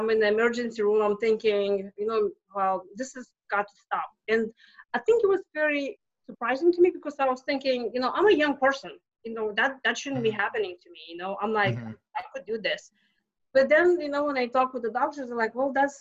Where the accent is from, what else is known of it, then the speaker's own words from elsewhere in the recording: Lithuania; English is a second language; moved away as an adult; now in United States; I'm not from here. I came to US from Lithuania 20 years ago